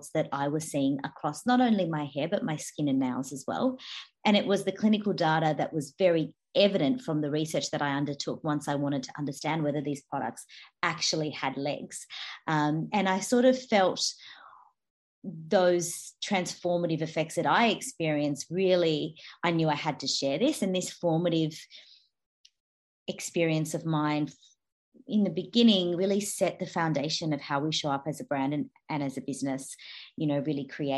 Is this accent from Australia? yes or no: yes; Australia; accent: Australian; also born or lived in Brazil; I was born in Brazil, actually. I mean, you can tell by my accent, I'm Australian. I've moved to Brazil when I was 6 years old. I moved to Australia